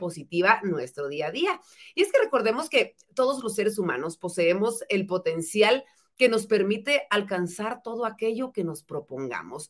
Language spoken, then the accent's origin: Spanish; Guatemala; en mejores guatemaltecos en general